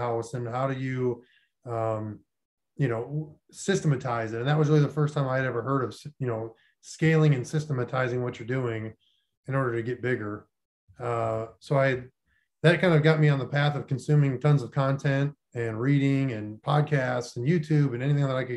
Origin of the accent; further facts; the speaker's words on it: Minot, North Dakota, United States; moved away as an adult; also born or lived in Florida Panhandle; I grew up in Minot, North Dakota, which is pretty much the middle of nowhere, south of Canada